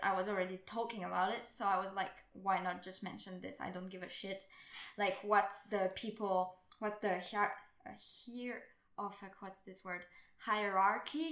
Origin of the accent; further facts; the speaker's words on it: France; I come from France